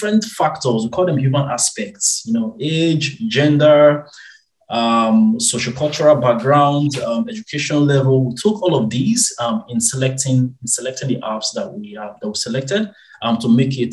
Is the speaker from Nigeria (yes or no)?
yes; Nigeria; moved away as an adult; born and raised in Nigeria